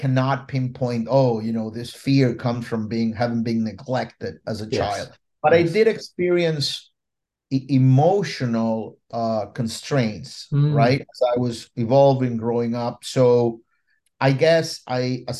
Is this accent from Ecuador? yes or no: yes; Ecuador; now in Puerto Rico; I was born in Ecuador, South America, right in the middle of the Andes Mountain